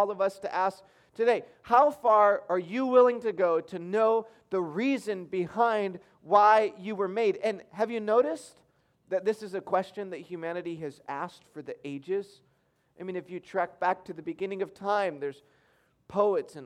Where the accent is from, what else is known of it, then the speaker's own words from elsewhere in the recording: Michigan, United States; I grew up in Michigan